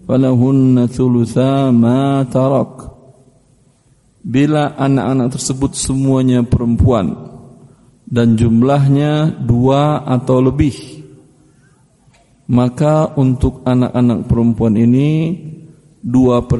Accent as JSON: {"language": "Indonesian", "region": "West Sumatra", "country": "Indonesia", "said": "Saya alhamdulillah orang Minang juga. Ibu saya sukunya Tanjung, bapak saya sukunya Koto."}